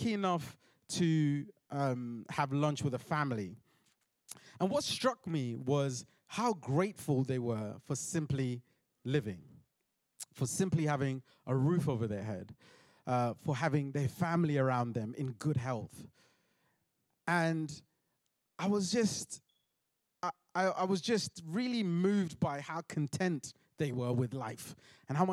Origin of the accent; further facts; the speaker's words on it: London, United Kingdom; I'm from South London